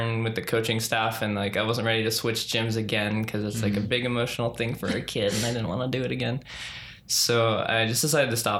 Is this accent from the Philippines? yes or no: no; Maryland, United States; also born or lived in Washington, D.C.; born in Washington, D.C. Grew up in Maryland.